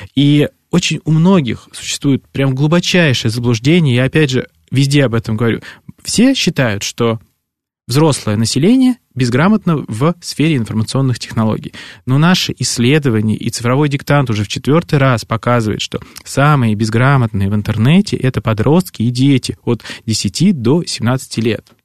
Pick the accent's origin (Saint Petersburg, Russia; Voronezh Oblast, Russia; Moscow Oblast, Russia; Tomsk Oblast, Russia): Moscow Oblast, Russia; Podolsk; moved away; я родился в Подольске, это в Подмосковье